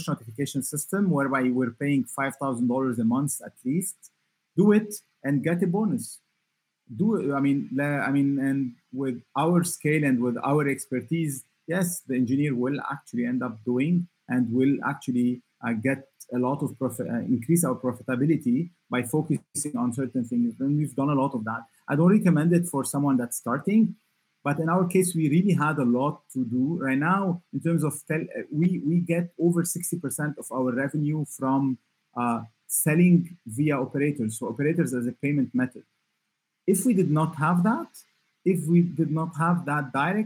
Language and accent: English; Lebanon; I come from Lebanon